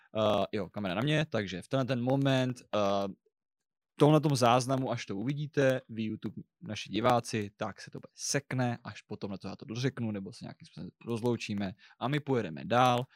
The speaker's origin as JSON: {"language": "Czech", "town": "Brno", "region": "South Moravian Region", "country": "Czechia", "said": "já jsem Brňák."}